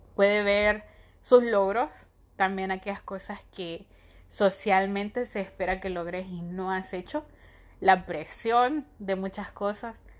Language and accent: Spanish; Honduras; soy de Honduras